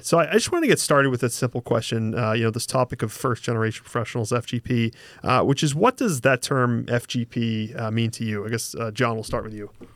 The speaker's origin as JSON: {"language": "English", "town": "Boston", "region": "Massachusetts", "country": "United States", "accent": "Boston", "said": "if the accent doesn't just completely give it away, I'm from Boston. Uh, my family's from Boston, you know, grew up in the, uh, sort of real estate construction industry."}